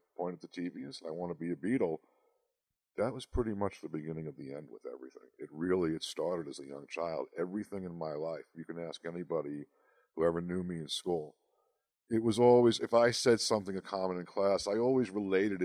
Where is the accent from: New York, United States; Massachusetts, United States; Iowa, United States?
New York, United States; Long Island; moved away as an adult; now in Salt Lake City, United States; I'm from Long Island, New York. I lived there for over 50 years